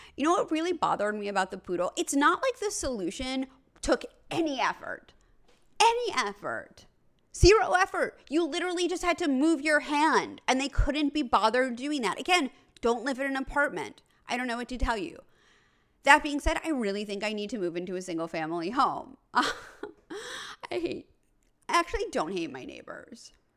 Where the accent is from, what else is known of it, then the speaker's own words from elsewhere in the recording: New York City, New York, United States; I'm from New York City. I grew up in an apartment building